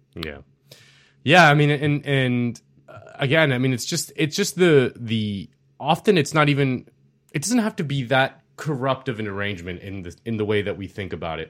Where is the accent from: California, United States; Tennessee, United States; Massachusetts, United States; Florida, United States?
Florida, United States; Miami; I was born and raised in Miami